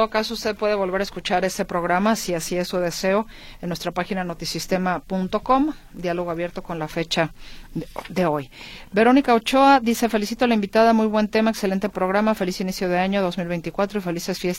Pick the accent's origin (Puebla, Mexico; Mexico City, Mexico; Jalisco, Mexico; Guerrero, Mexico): Jalisco, Mexico; Guadalajara; born there; Yo nací en Guadalajara y era muy bonita.